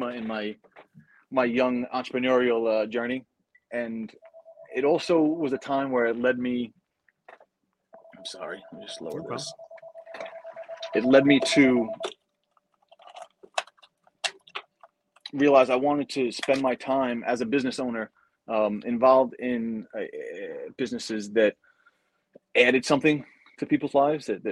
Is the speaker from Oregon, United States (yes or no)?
no; Valley Stream, New York, United States; also born or lived in Malverne, New York; I am from Long Island, Valley Stream, Malvern area. I grew up back and forth between Valley Stream and Malvern